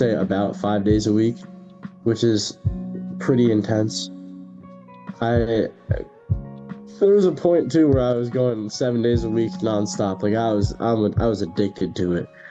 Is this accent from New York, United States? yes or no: yes; New York, United States; moved away as an adult; now in Connecticut, United States; I'm from New York, so I kind of hate on a lot of the Connecticut kids here